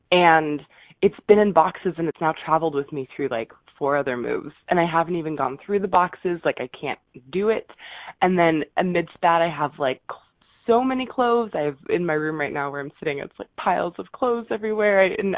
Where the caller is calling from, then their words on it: Seattle, Washington, United States; I'm calling from Seattle.